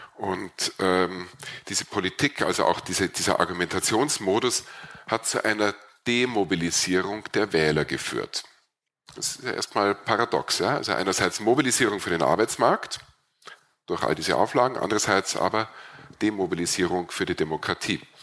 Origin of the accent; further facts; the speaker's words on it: Burgenland, Austria; bei uns im Burgenland